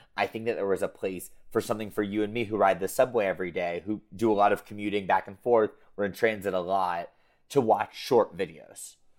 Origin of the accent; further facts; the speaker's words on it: United States; being American